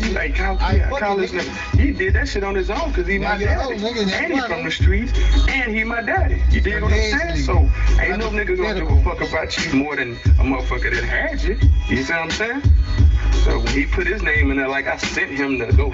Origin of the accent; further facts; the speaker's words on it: Houston, Texas, United States; I'm from Houston